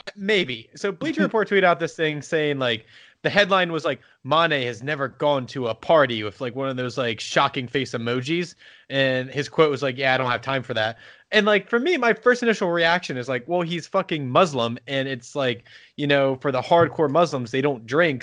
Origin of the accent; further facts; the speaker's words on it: United States; I'm American